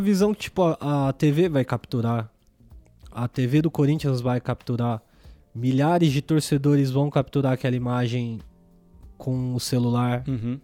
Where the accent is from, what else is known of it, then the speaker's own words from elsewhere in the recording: Diadema, São Paulo, Brazil; now in São Bernardo do Campo, Brazil; passei minha infância toda no Eldorado, Inamar, Jardim, é, Casagrande, é, Caema, que eu tenho família